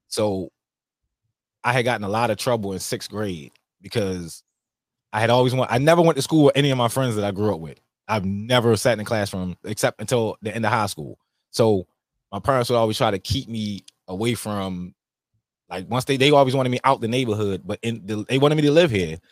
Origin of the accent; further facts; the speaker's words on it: Baltimore, Maryland, United States; Growing up in Baltimore, it was fun